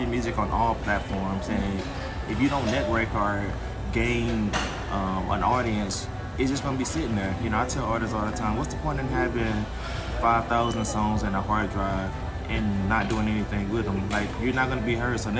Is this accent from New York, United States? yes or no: no; St. Louis, Missouri, United States; also born or lived in Houston, Texas; I'm originally from St. Louis